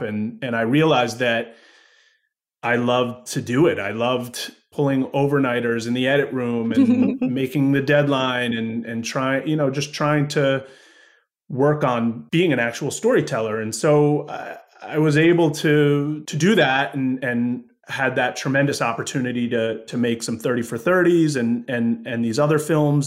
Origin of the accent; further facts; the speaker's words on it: Woodstock, New York, United States; I grew up in Woodstock, New York